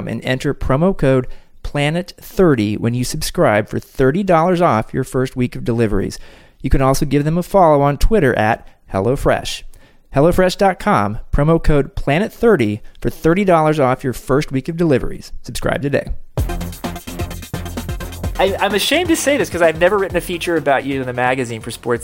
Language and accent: English; Kansas City, United States; Kansas City right now, a wonderful city, my hometown